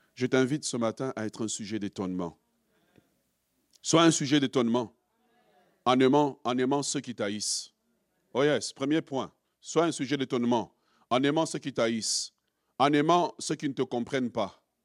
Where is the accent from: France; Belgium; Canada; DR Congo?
DR Congo; nous, en tant que Congolais